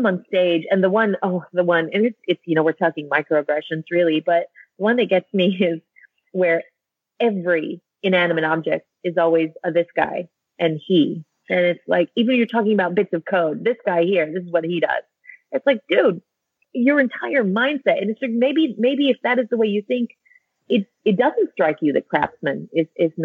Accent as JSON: {"language": "English", "country": "United States", "moved": "as an adult", "said": "as an American living overseas"}